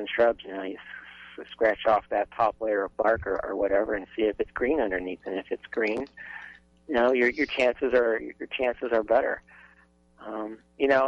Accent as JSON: {"language": "English", "region": "Minnesota", "country": "United States", "tie": "born or raised there", "moved": "yes", "lives_now": "Lincoln, Nebraska, United States", "said": "I grew up in Minnesota"}